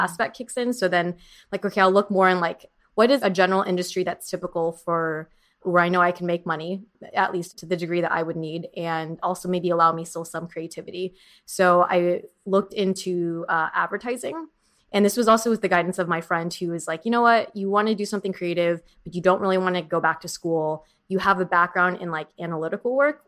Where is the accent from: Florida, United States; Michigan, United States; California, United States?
California, United States; Orange County; also born or lived in San Diego / San Francisco / New York; now in Los Angeles, United States; I grew up in Orange County and I went to school in San Diego